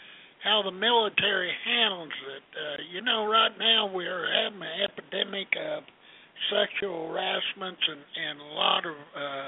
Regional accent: Missouri, United States; And this is …, and I'm from Missouri.

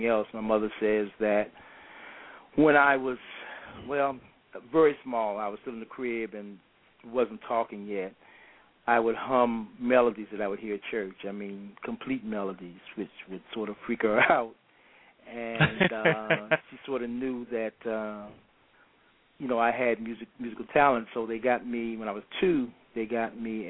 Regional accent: Washington, District of Columbia, United States; also born or lived in Atlanta, Georgia; actually consider my home D.C. because I've been here most of my life. And so grew up here for the most of my childhood here in D.C.

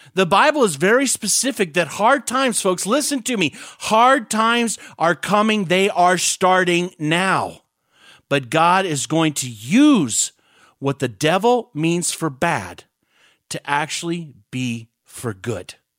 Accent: United States; I love being American

